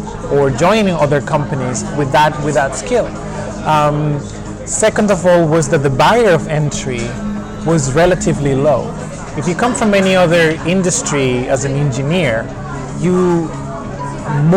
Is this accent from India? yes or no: no; Venezuela; moved away as an adult; also born or lived in Germany; now in United Kingdom; I'm originally from Venezuela, but I've been living in the UK for over 10 years now.